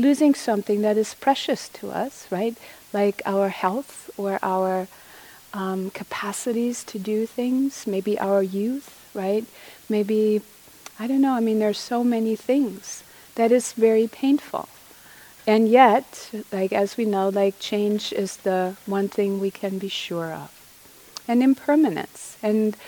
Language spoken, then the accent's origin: English; Germany; now in United States; I didn't grow up here, I'm from Germany